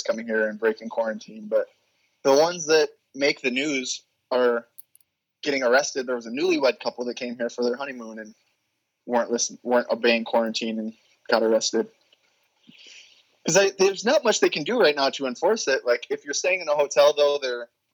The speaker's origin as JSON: {"language": "English", "region": "upstate New York", "country": "United States", "also_born_or_lived": "North Carolina", "moved": "yes", "said": "I'm from upstate New York where we have Wegmans."}